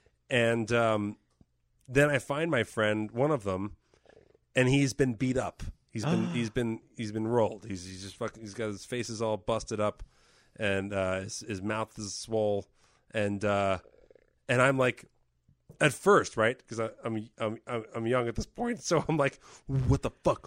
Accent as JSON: {"language": "English", "region": "New Jersey", "country": "United States", "tie": "born or raised there", "said": "I grew up in Jersey"}